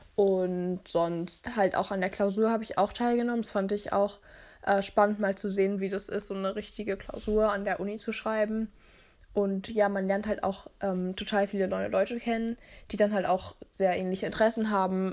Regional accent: Berlin, Germany; ich komme aus Berlin

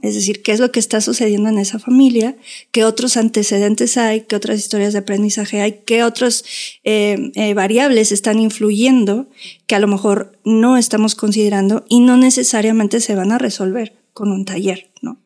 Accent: Mexico; éramos así como 30 mexicanas

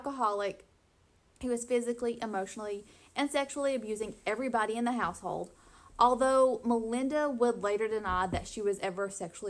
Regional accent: the South, United States; growing up in the South

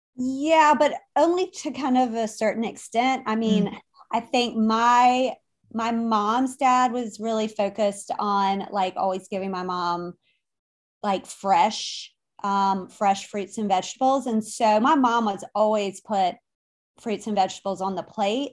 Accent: Richmond, Virginia, United States; now in Wilmington, United States; my background is that I am from Richmond originally. I live now in Wilmington, North Carolina

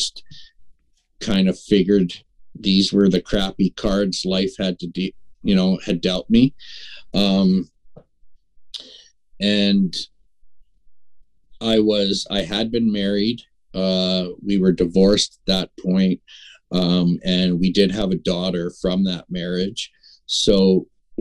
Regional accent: Prince Albert, Saskatchewan, Canada; now in North Battleford, Canada; I was born and raised in Prince Albert

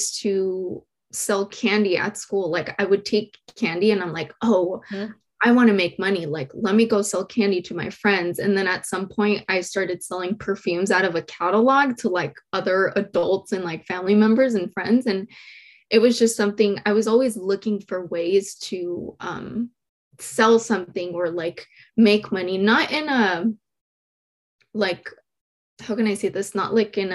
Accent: San Diego, California, United States; born or raised there; also born or lived in Mexico

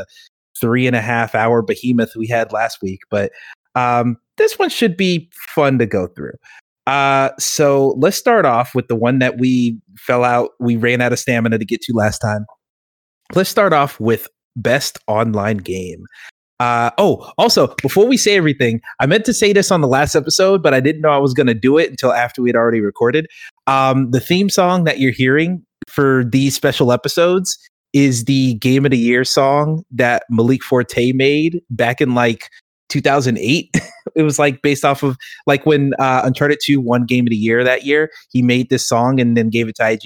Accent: Georgia, United States; I'm from Georgia

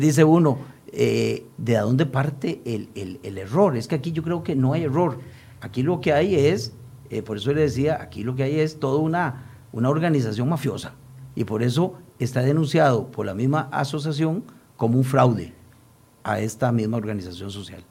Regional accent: Costa Rica

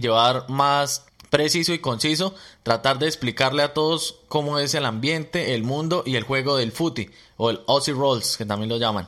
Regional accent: Colombia; now in Melbourne, Australia; nosotros llegamos de Colombia o nuestro país de origen

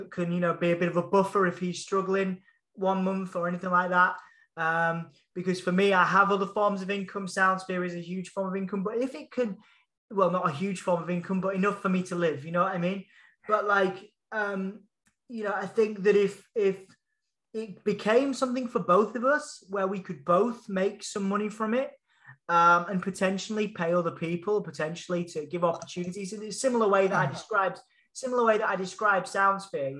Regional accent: Hull, Yorkshire and the Humber, United Kingdom; accent: Hull; That was my proper whole accent

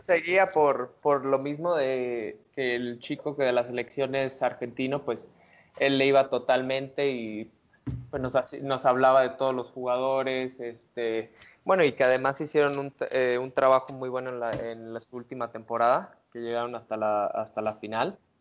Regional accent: Mexico; como mexicano

